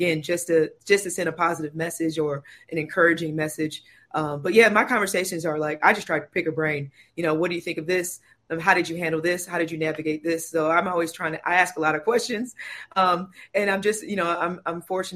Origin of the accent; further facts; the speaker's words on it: St. Louis, Missouri, United States; I grew up in North St. Louis